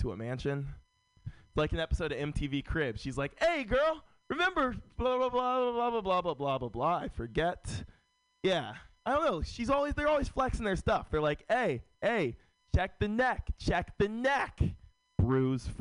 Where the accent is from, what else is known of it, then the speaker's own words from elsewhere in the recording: San Francisco, California, United States; Born and raised in San Francisco